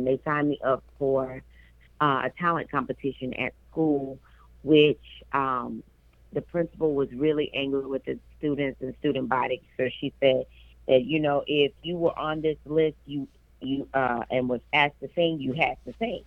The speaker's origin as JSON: {"language": "English", "town": "Memphis", "region": "Tennessee", "country": "United States", "tie": "born or raised there", "said": "I am from Memphis, Tennessee, and that is my hometown"}